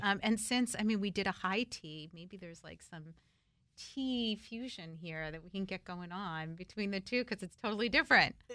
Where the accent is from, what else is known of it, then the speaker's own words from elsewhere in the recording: New Jersey, United States; now in Washington, D.C., United States; my childhood, you know, growing up in New Jersey